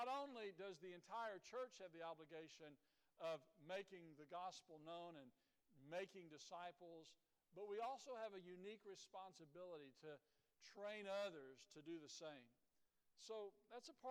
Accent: Dripping Springs, United States; I was born in Dripping Springs, was raised here

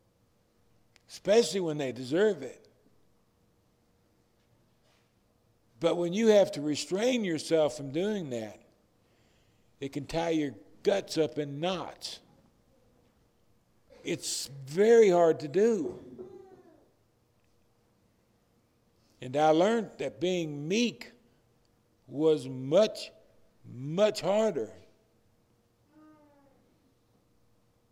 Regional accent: Detroit, Michigan, United States; I was raised in Detroit

